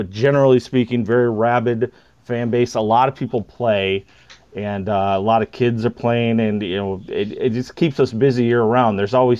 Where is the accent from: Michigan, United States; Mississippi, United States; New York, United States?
Michigan, United States; Kalamazoo; now in Anchorage, United States; I grew up in Kalamazoo, Michigan.